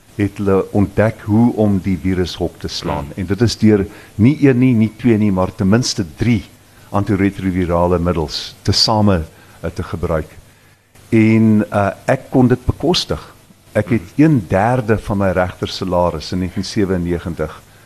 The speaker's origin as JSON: {"language": "Afrikaans", "country": "South Africa", "said": "ons smart mm. as Suid-Afrikaners"}